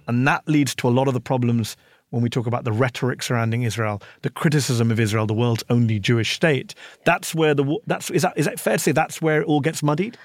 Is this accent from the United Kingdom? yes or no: yes; United Kingdom; now in United States; a British journalist living in the U S